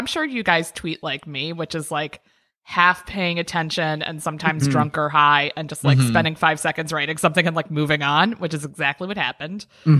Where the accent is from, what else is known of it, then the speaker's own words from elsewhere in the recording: Maryland, United States; Up in Maryland.